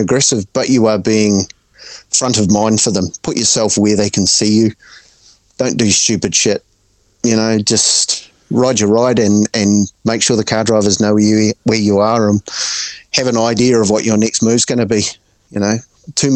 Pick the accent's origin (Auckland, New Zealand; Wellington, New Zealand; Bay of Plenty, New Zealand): Auckland, New Zealand; I'm from Auckland